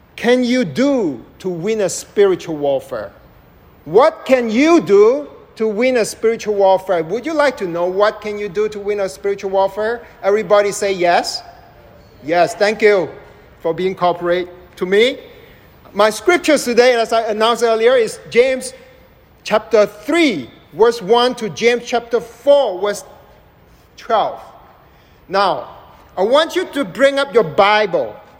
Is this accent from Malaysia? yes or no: yes; Malaysia; also born or lived in United States; now in Dallas, United States; I was born and raised in Southeast Asia